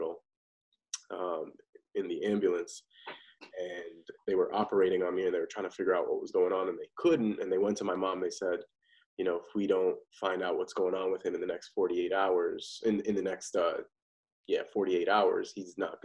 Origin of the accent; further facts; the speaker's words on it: Parsippany, New Jersey, United States; I grew up in Parsippany, New Jersey, nice suburban neighborhood